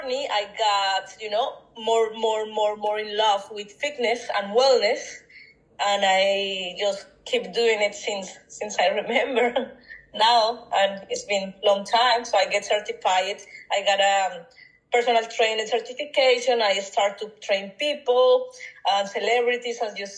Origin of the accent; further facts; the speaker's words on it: Colombia; English is a second language; moved away as an adult; now in United States; I was born in Colombia.